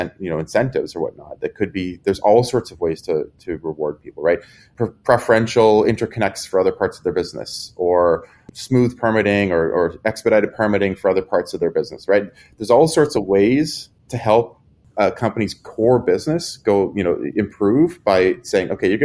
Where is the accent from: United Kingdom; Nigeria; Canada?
Canada; I'm Canadian, so there's, you know, half European, half American is kind of how we like to think about it.